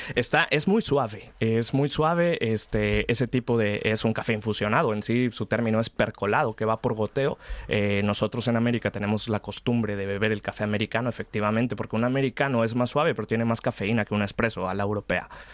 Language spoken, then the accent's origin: Spanish; Mexico; moved away as an adult; now in Spain; como mexicano